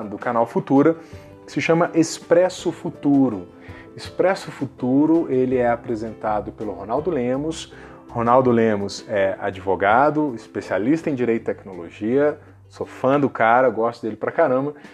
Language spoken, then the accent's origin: Portuguese; Juiz de Fora, Minas Gerais, Brazil; da minha cidade natal, que é Juiz de Fora, né, no interior de Minas Gerais